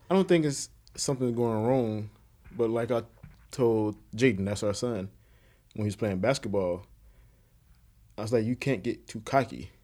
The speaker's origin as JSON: {"language": "English", "town": "Conway", "region": "South Carolina", "country": "United States", "said": "am from Conway, South Carolina, which is a little city outside of Myrtle Beach"}